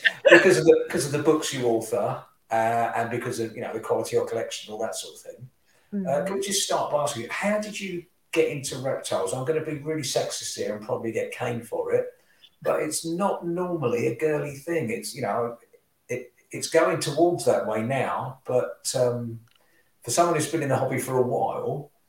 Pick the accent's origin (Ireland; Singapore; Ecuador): Singapore; born there; You're actually more English than I am, because I was actually born in Singapore.